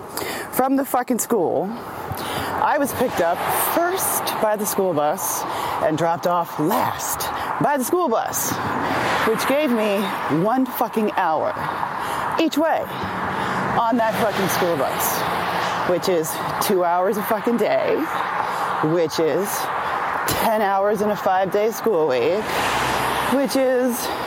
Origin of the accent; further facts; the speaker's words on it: United States; also born or lived in Washington Heights, New York City; when I was 3, my parents moved from Sesame Street to a Klan rally, right? A 90% white suburb. Just outside of New York City